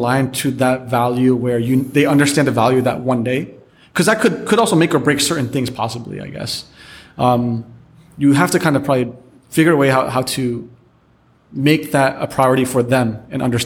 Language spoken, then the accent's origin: English; United States; moved away; I grew up in America